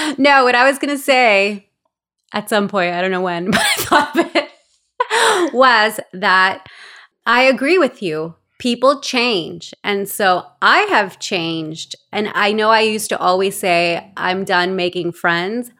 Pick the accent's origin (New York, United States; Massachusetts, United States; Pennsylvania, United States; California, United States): California, United States; Los Angeles; born or raised there; also born or lived in El Salvador / Glendale / Oxnard; now in Ventura, United States